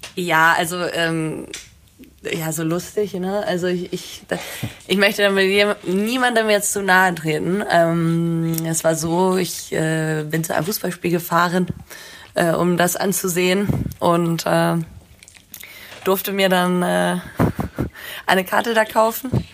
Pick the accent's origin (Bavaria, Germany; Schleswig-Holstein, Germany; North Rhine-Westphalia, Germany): Schleswig-Holstein, Germany; Bad Segeberg; ich komme aus Bad Segeberg.